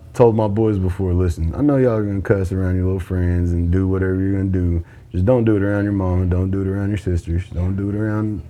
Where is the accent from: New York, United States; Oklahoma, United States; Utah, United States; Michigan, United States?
Oklahoma, United States; Anadarko; I grew up in Anadarko